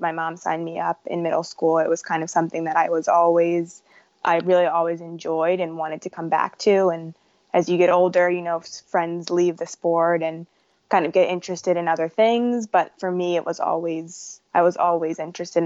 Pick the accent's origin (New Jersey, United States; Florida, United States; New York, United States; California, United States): New Jersey, United States; also born or lived in Philadelphia, Pennsylvania; the homes that I know and recognize are in New Jersey. So that's where I grew up and went to high school.